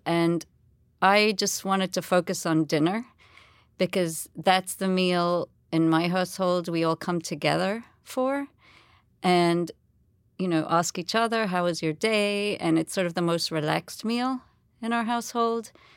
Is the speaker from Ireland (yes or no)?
no; Jamaica; moved away; also born or lived in England; I was born in Jamaica. I've lived, you know, I was, grew up there my whole life, um, apart from boarding school in England